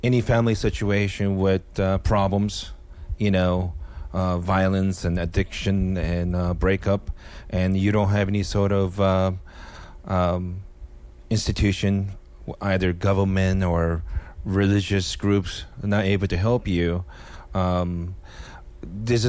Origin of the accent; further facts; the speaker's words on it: Japan; also born or lived in Seattle; now in United States; ethnically Korean, growing up in Japan